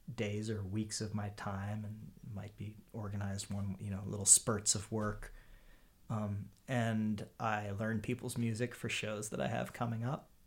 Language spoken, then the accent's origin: English; Harrisburg, Pennsylvania, United States; now in Brooklyn, United States; I grew up in Harrisburg, Pennsylvania